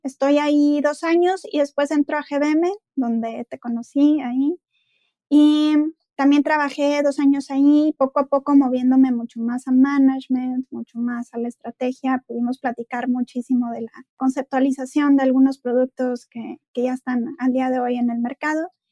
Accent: Monterrey, Nuevo León, Mexico; soy de Monterrey, estudié en el CEDIM

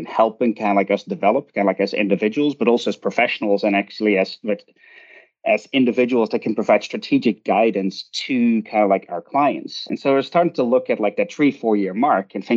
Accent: Netherlands; moved away as an adult; also born or lived in Glasgow, United Kingdom; now in United States; I grew up in the Netherlands and I did my undergraduate in international management there

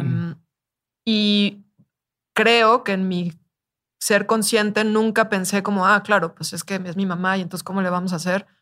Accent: Mexico; soy mexicana

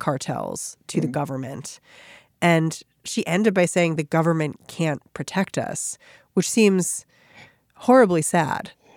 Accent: United States; as an American

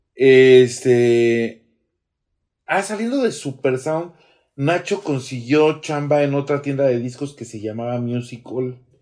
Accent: Mexico City, Mexico; also born or lived in Roma, Mexico City / Del Valle, Mexico City / Querétaro / Ciudad Satélite, State of Mexico; yo crecí en Nápoles

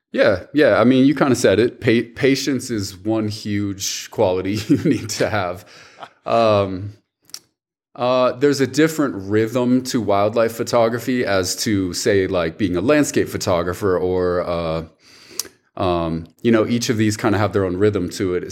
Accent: Rapid City, South Dakota, United States; also born or lived in Milwaukee, Wisconsin; now in Jackson, United States; I was born in Milwaukee, Wisconsin, just for four years. Uh, moved when I was very young. Uh, went to South Dakota, and so uh, I grew up in Rapid City, South Dakota

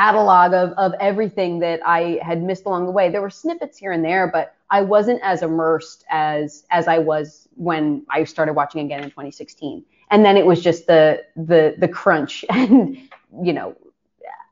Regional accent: Philadelphia, Pennsylvania, United States; moved away as an adult; also born or lived in Los Angeles, United States; I was born and raised in Philadelphia.

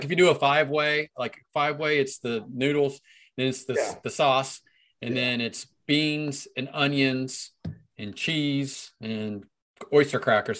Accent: Cincinnati, Ohio, United States; now in Marysville, United States; I'm from Cincinnati

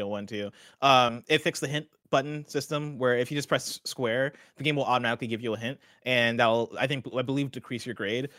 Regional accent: Champaign, Illinois, United States; I grew up in Champaign, Illinois.

